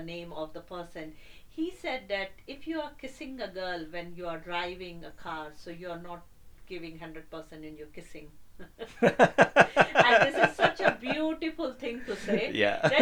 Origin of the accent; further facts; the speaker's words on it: India; moved away; I have grown up in India